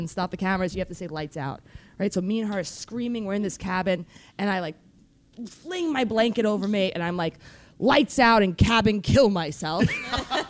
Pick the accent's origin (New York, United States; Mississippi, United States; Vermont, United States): New York, United States; New York City; that's my hometown